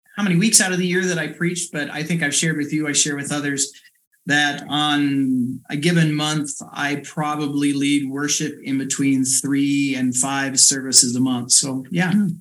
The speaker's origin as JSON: {"language": "English", "town": "Sully", "region": "Iowa", "country": "United States", "tie": "born or raised there", "also_born_or_lived": "Pella, Iowa", "said": "born and raised in South Central Iowa, um, grew up in Sully CRC, and then right before um, uh, my last year of high school, moved to Pella with my family."}